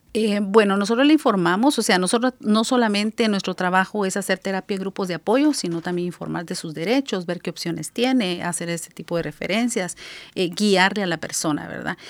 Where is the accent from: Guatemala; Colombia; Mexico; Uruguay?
Guatemala; moved away as an adult; now in Seattle, United States; en mi país, soy de Guatemala